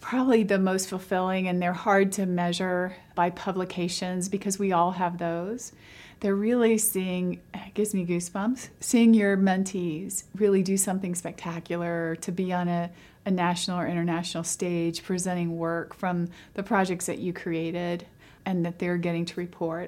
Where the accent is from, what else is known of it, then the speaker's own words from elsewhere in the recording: London, Kentucky, United States; I was born in London, Kentucky. My whole family lives in Eastern Kentucky.